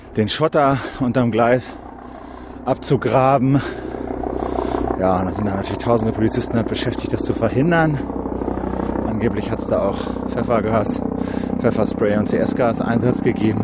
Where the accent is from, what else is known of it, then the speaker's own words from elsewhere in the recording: Wendland, Lower Saxony, Germany; moved away; ich bin hier in der Gegend aufgewachsen